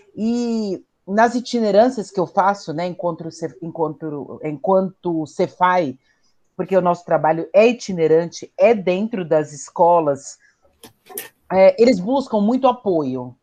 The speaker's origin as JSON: {"language": "Portuguese", "region": "São Paulo", "country": "Brazil", "tie": "born or raised there", "said": "nascida e criada na Brasilândia"}